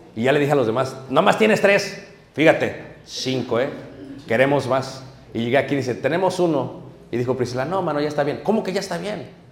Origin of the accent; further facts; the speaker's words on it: Mexico City, Mexico; Nosotros somos de Ciudad de México, mi madre nos llevaba al estado de Guerrero y nos mandaba con mi abuelo